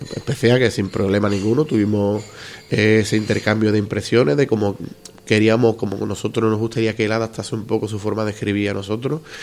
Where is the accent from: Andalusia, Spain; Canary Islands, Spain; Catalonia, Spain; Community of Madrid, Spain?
Andalusia, Spain; soy muy andaluz